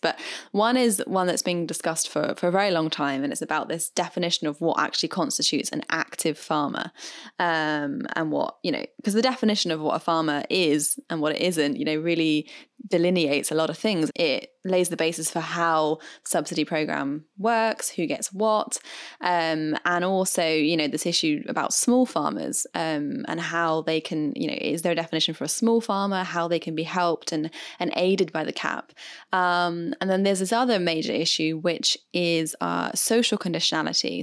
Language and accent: English; United Kingdom; I am British after all